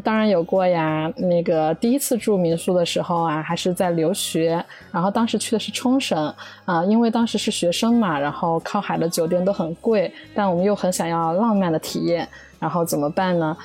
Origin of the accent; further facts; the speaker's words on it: Jiangxi, China; now in Tokyo, Japan; 我来自江西，现在住在东京附近，然后是一位大阪的民宿房东